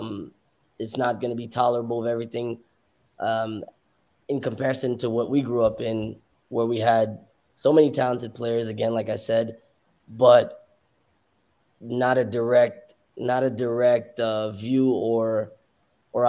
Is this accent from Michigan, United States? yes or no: no; Miami, Florida, United States; moved away as an adult; also born or lived in New York; now in Nashville, United States; I moved to Miami from New York. I was 9 years old, and I started at West Kendall Soccer.